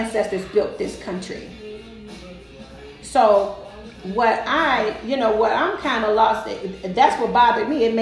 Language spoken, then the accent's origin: English; St. Louis, Missouri, United States; I grew up in the Vines Projects on this American soil, right here, right there in St. Louis, Missouri, in the projects